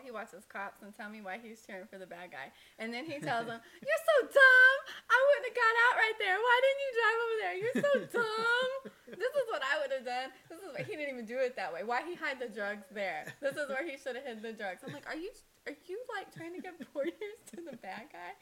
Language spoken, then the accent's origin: English; United States